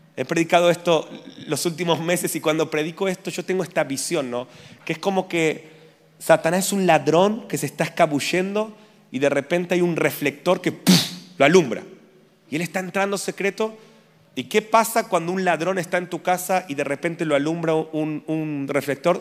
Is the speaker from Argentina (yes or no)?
yes; Argentina